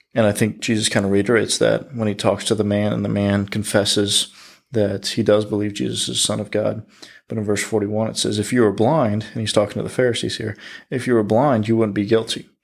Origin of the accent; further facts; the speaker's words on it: United States; As the American Christian, we try to fit everything that happens here in America into the Bible